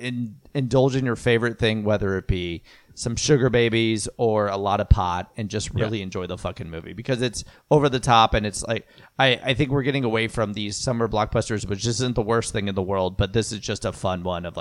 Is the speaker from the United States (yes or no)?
no; Australia; As an Australian, let me just say